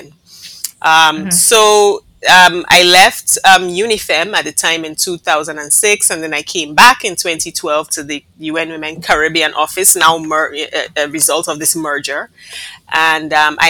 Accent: Nigeria; now in Barbados; I was born and raised in Nigeria of a Barbadian mother and a Nigerian father

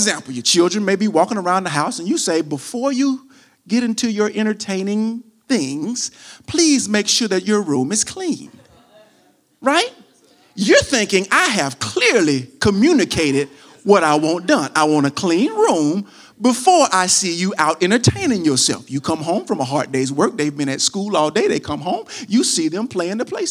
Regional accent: United States; I'm from America, not from Greece, so I pronounce it the American way

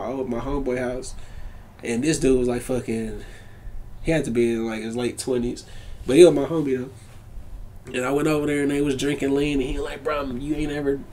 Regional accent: Fort Worth, Texas, United States; I'm from Fort Worth, Texas

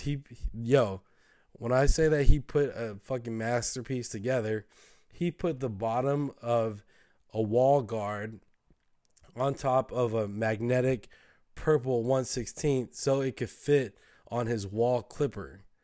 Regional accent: the Bay Area, California, United States; we're from the Bay, bro. Like, we, we're kinda different

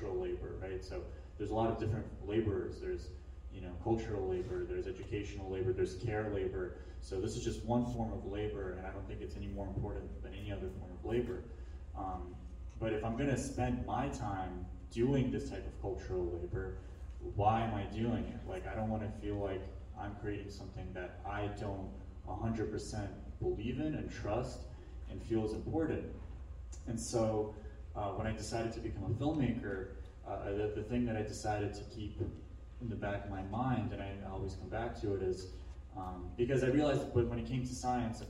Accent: Ukraine; now in Atlanta, United States; I was in Ukraine, and I'm from Ukraine, and I was visiting my grandmother.

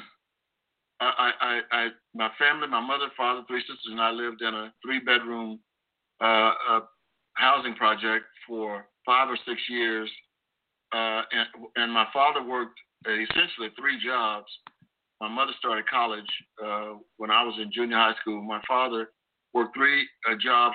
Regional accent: Wichita Falls, Texas, United States; also born or lived in Dallas, Texas; Wichita Falls, Texas, which is my hometown.

